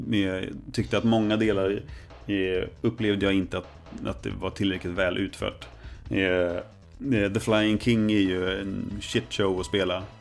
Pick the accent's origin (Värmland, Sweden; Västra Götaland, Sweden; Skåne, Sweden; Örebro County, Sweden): Örebro County, Sweden; Närke; som den närking jag mm. är